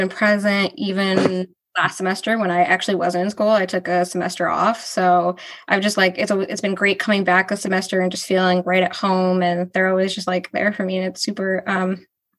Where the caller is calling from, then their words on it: Rochester, New York, United States; I'm calling from Rochester, New York.